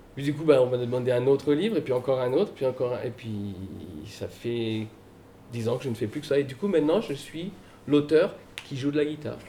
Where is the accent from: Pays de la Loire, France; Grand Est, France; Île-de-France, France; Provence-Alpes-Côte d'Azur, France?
Île-de-France, France; Paris; moved away as an adult; now in Loudun, France; je suis né à Paris. J'ai grandi à Paris, vous voyez, j'ai le type parisien